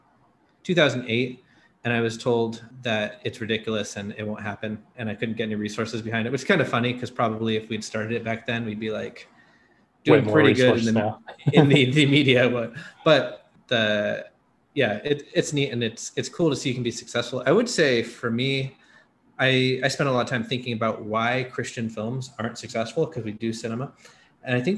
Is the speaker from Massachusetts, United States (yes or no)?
no; Seattle, Washington, United States; I'm from Seattle